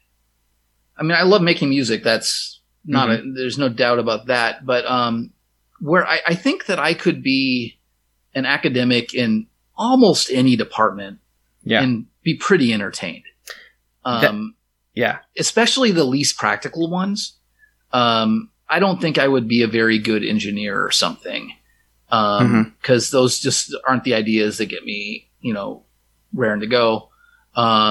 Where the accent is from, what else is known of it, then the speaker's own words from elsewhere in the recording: Minnesota, United States; moved away; my hometown of Minnesota